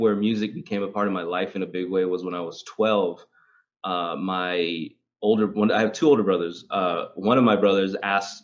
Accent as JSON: {"language": "English", "town": "Los Angeles", "region": "California", "country": "United States", "tie": "born or raised there", "said": "I grew up in South Central"}